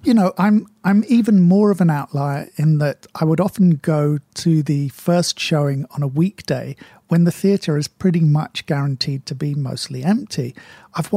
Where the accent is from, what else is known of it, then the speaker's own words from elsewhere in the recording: United Kingdom; Being British and of a certain age